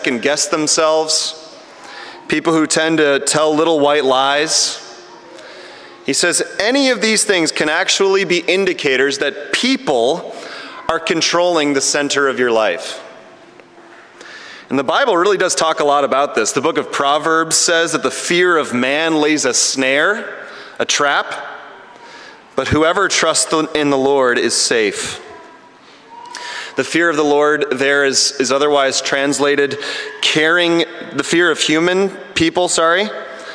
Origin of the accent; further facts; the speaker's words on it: Chicago, Illinois, United States; now in Ottawa, Canada; I grew up in the Chicago area at a church that's a little bit more liturgical